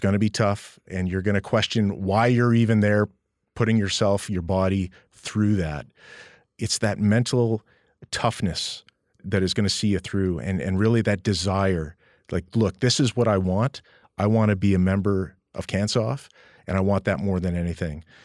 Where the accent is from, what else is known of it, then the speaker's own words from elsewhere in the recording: Edmonton, Alberta, Canada; moved away; also born or lived in Calgary; I'm a Western boy, born and raised in Edmonton